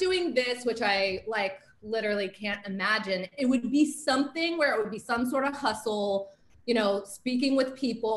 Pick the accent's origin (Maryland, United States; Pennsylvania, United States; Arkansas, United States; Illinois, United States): Pennsylvania, United States; Pittsburgh; also born or lived in West Coast; now in Florida, United States; I'm from Pittsburgh, although I've lived on the West Coast for the last like 25 years of my life.